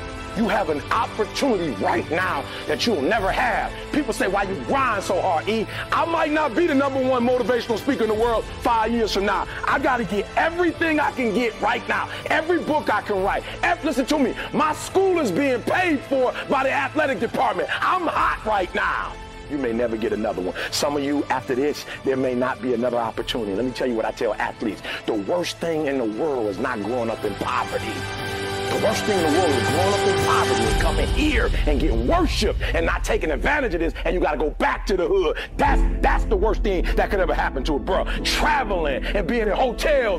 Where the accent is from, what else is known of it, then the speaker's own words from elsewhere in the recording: Detroit, Michigan, United States; I'm from Detroit, homeless